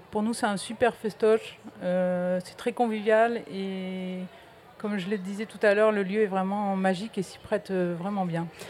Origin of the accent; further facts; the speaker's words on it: the North, Hauts-de-France, France; moved away; moi, je suis originaire du Nord